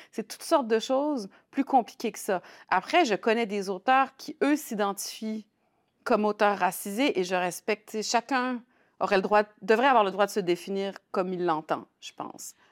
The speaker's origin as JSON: {"language": "French", "town": "Saguenay", "region": "Quebec", "country": "Canada", "tie": "born or raised there", "also_born_or_lived": "La Baie / Lyon, France", "moved": "as an adult", "lives_now": "Montreal, Canada", "said": "Je suis née au Saguenay en 72 père Tunisien, mère saguenayenne, mais on a été élevés, ma sœur et moi, vraiment"}